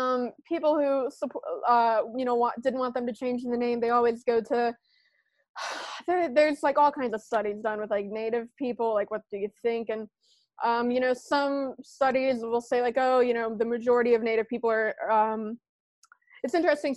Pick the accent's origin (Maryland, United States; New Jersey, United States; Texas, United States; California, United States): Maryland, United States; Baltimore; Yeah. So I'm from Baltimore.